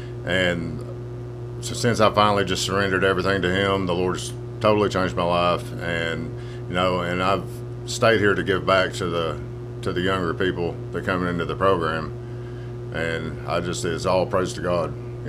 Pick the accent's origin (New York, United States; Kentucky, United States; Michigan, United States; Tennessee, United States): Tennessee, United States; Kingston; I'm from Kingston, Tennessee, and I came to Victory actually almost 2 years ago